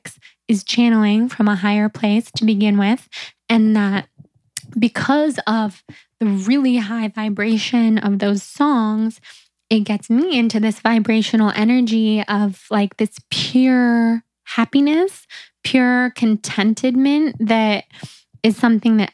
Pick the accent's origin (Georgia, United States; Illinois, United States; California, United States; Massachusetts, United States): California, United States; near San Francisco; moved away; also born or lived in New York; growing up near San Francisco